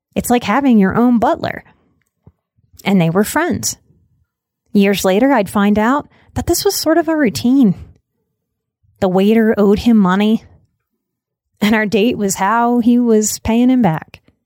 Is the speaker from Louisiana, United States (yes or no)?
yes; New Orleans, Louisiana, United States; I am from New Orleans.